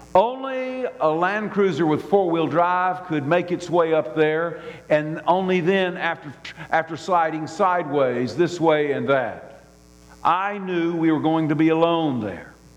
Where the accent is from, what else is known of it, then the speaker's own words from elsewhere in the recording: Birmingham, Alabama, United States; I grew up in Birmingham, Alabama.